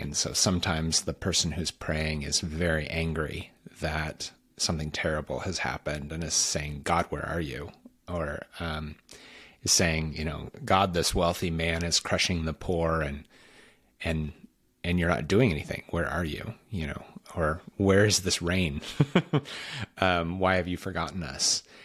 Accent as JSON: {"language": "English", "region": "Washington", "country": "United States", "said": "I'm from Washington State, not Washington, D C. And out in Washington State, we don't really trust the people on the East Coast"}